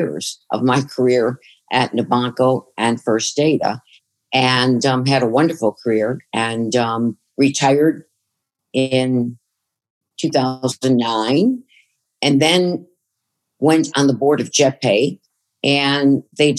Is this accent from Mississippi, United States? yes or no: no; Chicago, Illinois, United States; moved away as an adult; also born or lived in Fort Lauderdale, Florida; I grew up in Chicago